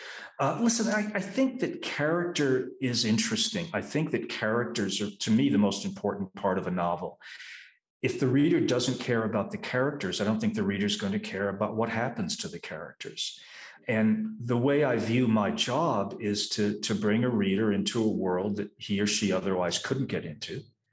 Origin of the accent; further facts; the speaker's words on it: New England, United States; some stories of real life crime I'd heard growing up in New England.